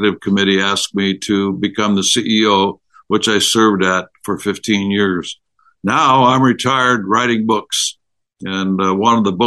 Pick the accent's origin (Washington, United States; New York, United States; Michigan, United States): Washington, United States; in my home state